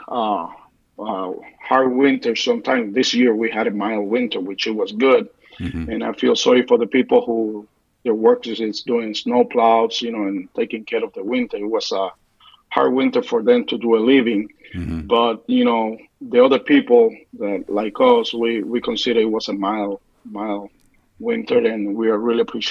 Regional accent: Puerto Rico; moved away as an adult; also born or lived in New York City, United States; now in Michigan, United States; I was born in New York and raised up in Puerto Rico.

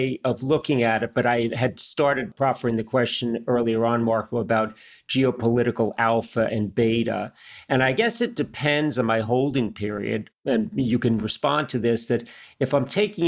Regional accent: United States; as an American, and I've lived and worked my entire life in the U.S

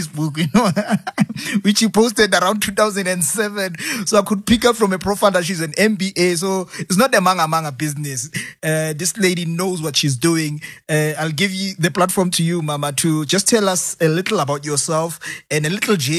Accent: Sebokeng, Gauteng, South Africa; I'm from the Val, by the way, from Sibukeng

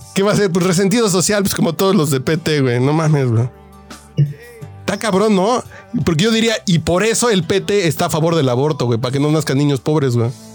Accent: Mexico

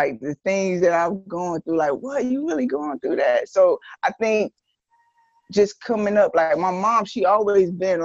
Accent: Greenville, North Carolina, United States; also born or lived in Long Island, New York; I was born in Long Island, but I'm originally from Greenville, North Carolina. I've been in Greenville since I was 12 years old

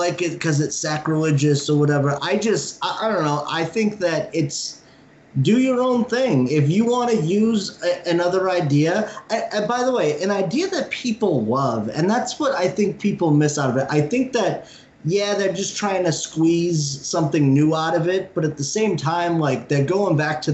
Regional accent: Cape Cod, Massachusetts, United States; I grew up on Cape Cod

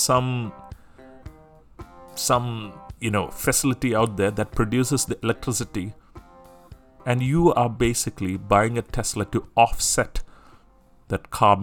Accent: Singapore; I'm from Singapore

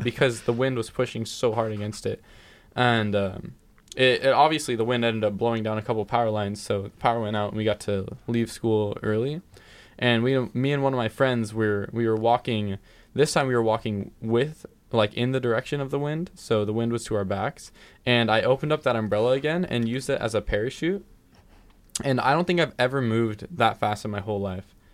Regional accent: California, United States; I'm from California

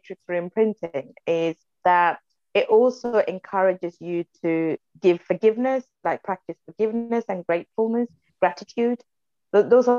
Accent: Sri Lanka; English is a second language; moved away as an adult; where I'm from, I was born and raised in Sri Lanka. I left Sri Lanka 13 years ago, so I was 28

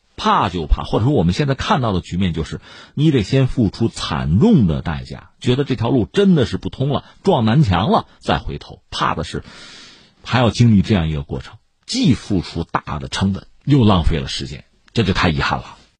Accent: China; 我们作为中国人

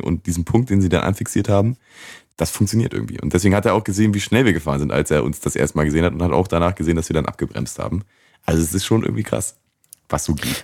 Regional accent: Germany; wir sind ja aus Deutschland

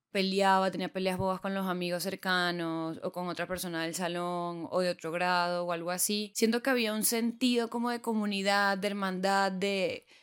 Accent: Puerto La Cruz, Anzoátegui, Venezuela; moved away as an adult; now in Bogotá, Colombia; Me mudé de país, me mudé de Venezuela a Colombia, me mudé de Puerto La Cruz, una ciudad pequeña costera, a Bogotá, una capital de, en ese momento, 8 millones de personas, a una universidad nueva.

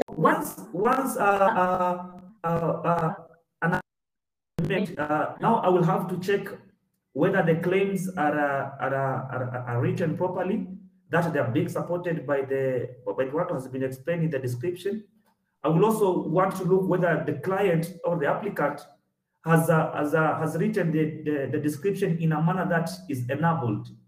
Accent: Kenya; uh, I'm a Kenyan examiner, uh, basically pharmaceutical patent examination.

